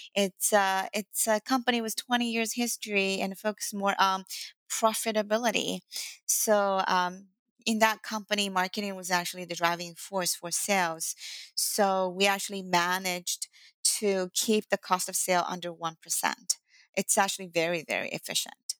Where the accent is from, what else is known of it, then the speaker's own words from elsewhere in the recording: Shanghai, China; English is a second language; moved away as an adult; now in United States; English is not my first language and uh, um, I was born in Shanghai, China. So I speak both Mandarin Chinese and Shanghainese and a little bit Cantonese